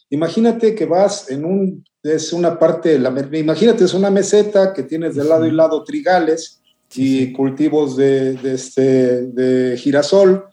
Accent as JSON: {"language": "Spanish", "country": "Mexico", "said": "como buen mexicano, llevaba hasta el molcajete"}